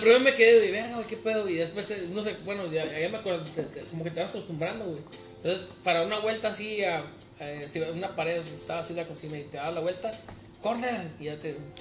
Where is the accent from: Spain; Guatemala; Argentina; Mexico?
Mexico; moved away; soy mexicano, soy de tal región